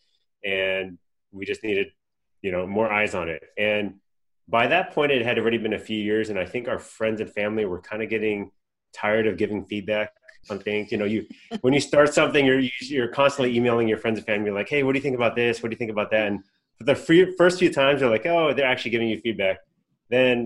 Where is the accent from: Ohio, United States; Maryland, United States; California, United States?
California, United States; Southern; I was born and raised in Southern California.